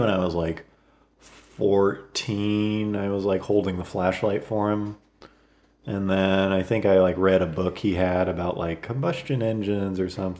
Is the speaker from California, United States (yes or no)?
yes; Fresno, California, United States; We're all from Fresno, and Fresno's it's a central California city